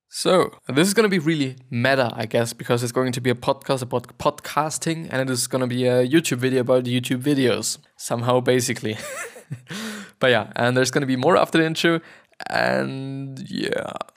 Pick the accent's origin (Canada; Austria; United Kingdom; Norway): Austria; first language German; English is a second language; I am not a native speaker, I'm actually Austrian, and therefore my mother tongue is German